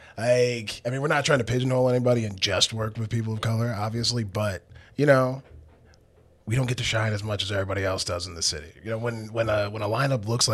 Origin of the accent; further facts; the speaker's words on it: Massachusetts, United States; moved away as an adult; also born or lived in Arizona / upstate New York / China / Seoul; now in Toronto, Canada; I was born in Arizona, grew up in Massachusetts